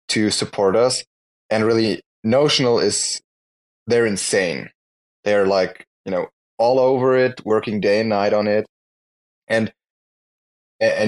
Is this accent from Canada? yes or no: no; Germany; I'm from Germany